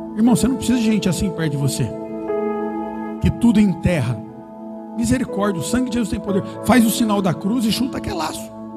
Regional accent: Brazil; eu nasci no São Fernando

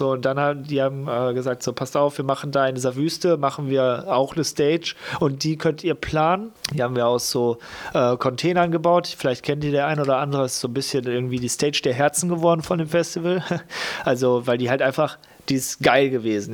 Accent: Lippstadt, North Rhine-Westphalia, Germany; also born or lived in Geseke; now in Cologne, Germany; dann komme ich halt aus Lippstadt und nicht da, wo ich geboren wurde in Geseke

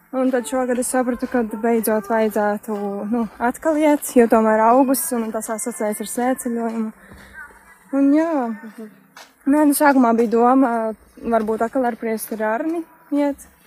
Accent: Smiltene, Vidzeme, Latvia; no smiltenes, no manas dzimtās pilsētas.

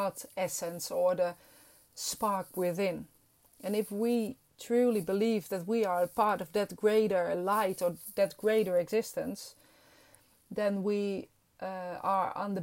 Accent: Netherlands; English is a second language; I'm Dutch and this is not my first language

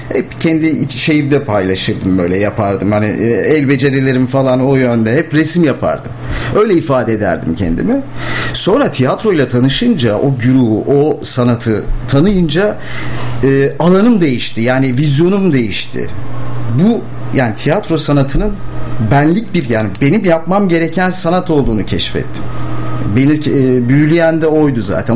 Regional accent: Ankara, Turkey; moved away as an adult; also born or lived in Rize; now in Bursa, Turkey; aslen Rizeliyim. Çamlıyım Çinliyim. Ama doğma büyüme Ankaralıyım.

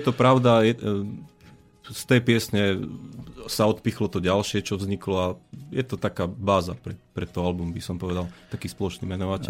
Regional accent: Detva, Banská Bystrica Region, Slovakia; Ja som z Detvy

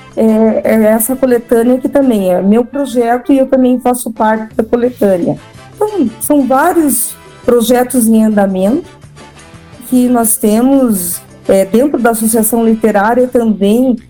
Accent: Curitiba, Paraná, Brazil; also born or lived in Lapa, Paraná / Pato Branco, Paraná; Eu sou de Curitiba e já morei em outras cidades também do interior do Paraná como Lapa

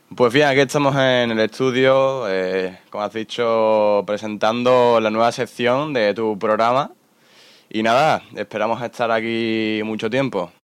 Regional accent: Spain; todos somos españoles

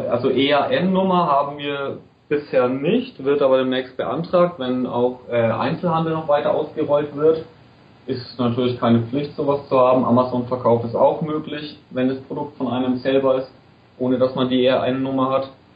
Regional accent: Bayreuth, Bavaria, Germany; ich bin aus Bayreuth

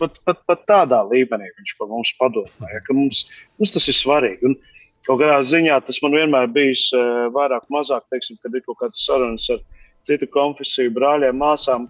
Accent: Latvia; mēs taču Latvijā vasaras svētkos bērns. Es atceros bērnībā manā bērnībā

